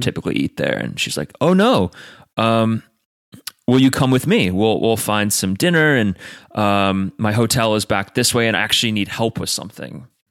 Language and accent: English; United States; I'm American